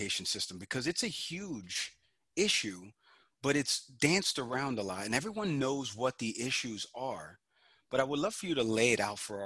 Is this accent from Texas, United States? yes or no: no; New York City, New York, United States; also born or lived in Westchester County, New York; now in Miami, United States; I grew up in the Bronx, New York, on 233rd and White Plains Road, in the North Bronx section